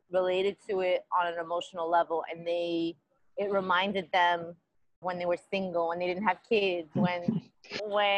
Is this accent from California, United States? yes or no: no; New York City, New York, United States; moved away as an adult; now in Los Angeles, United States; I grew up in Queens, and I grew up wearing door knockers and bamboos and gold chains.